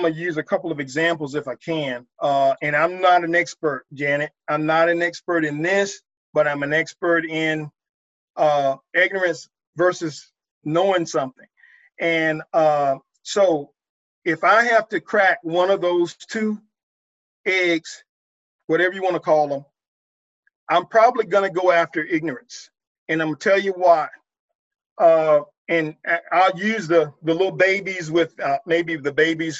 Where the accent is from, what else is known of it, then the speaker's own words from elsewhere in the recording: Virginia, United States; moved away as an adult; also born or lived in Norfolk, Virginia / Portsmouth, Virginia; now in Texas, United States; a boy growing up in Virginia, 35 minutes from Jamestown, 2 minutes from Williamsburg